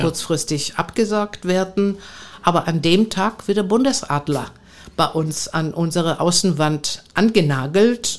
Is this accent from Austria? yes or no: no; Athens, Attica, Greece; German is a second language; moved away as an adult; also born or lived in Bonn / Frankfurt am Main / Meissen; now in Cottbus, Germany; ich bin gebürtig aus Athen und bin äh, seit 41 Jahren in Deutschland äh, damals als 18-Jährige ins polareiskalte Wasser äh, gesprungen